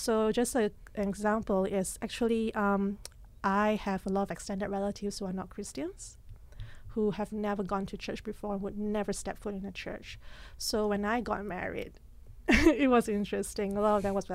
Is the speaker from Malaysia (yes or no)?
yes; Malaysia; moved away as an adult; also born or lived in Singapore; now in Regina, Canada; I lived in Malaysia for 18 years, spent 9 years in Singapore.